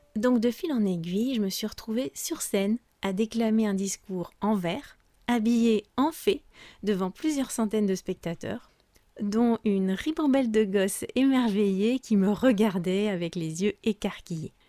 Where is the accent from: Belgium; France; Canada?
France; je suis française